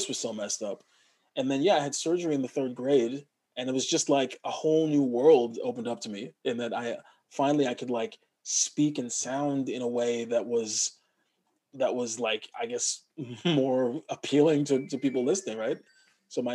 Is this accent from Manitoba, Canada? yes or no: no; Montreal, Quebec, Canada; I was born in Montreal, Quebec. So my parents and we all at home spoke English.